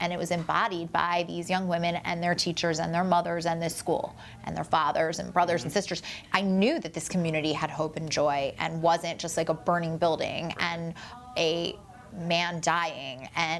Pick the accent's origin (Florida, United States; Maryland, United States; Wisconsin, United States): Maryland, United States; Baltimore; And I am born and raised in Baltimore. My mom is born and raised in Baltimore.